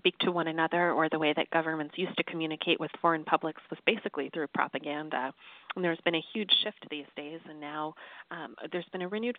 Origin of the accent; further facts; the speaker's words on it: United States; I grew up in the United States, which is the most individualistic culture on earth